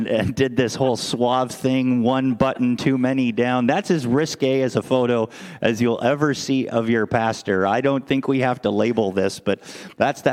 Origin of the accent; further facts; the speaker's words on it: Canada; born or raised there; moved away as an adult; now in United States